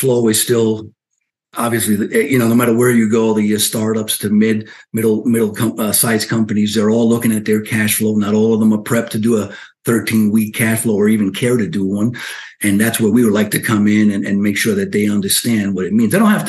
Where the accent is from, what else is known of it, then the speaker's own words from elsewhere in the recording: Union City, New Jersey, United States; also born or lived in Cuba / Spain; now in South Florida, United States; I ended up in Spain. I grew up educated in New Jersey, in the Union City, West New York area